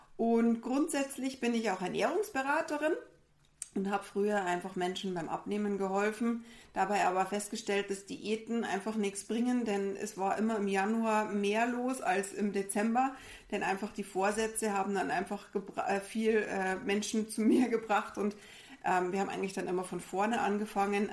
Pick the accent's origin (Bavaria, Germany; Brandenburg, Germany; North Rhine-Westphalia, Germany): Bavaria, Germany; wir sind auch aus Bayern. Man muss auch sagen, bei uns kommt vielleicht auch der ein oder andere Dialekt dann mal durch